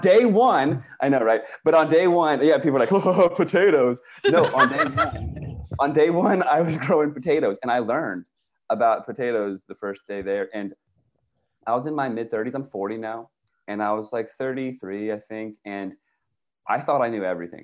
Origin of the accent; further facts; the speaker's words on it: Virginia, United States; moved away as an adult; also born or lived in Washington, D.C. / California; I grew up in Virginia